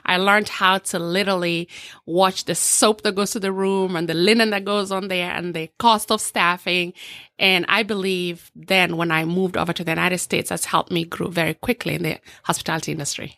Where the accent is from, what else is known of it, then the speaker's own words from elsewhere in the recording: Eldoret, Uasin Gishu County, Kenya; now in Orlando, United States; So, born and raised in a small village in, um, western, southwestern part of, of Kenya called Eldoret.